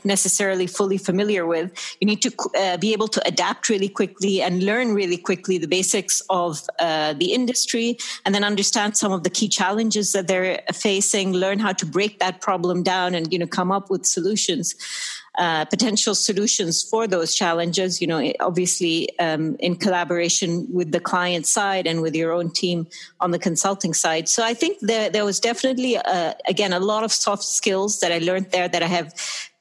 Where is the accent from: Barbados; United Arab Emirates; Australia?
United Arab Emirates; Sharjah; also born or lived in Dubai / United Kingdom / United States; I'm Emirati. I was born and brought up here in the UAE